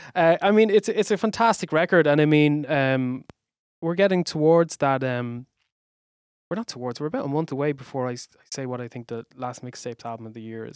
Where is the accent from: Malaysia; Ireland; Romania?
Ireland; Waterford, Munster; I grew up in Waterford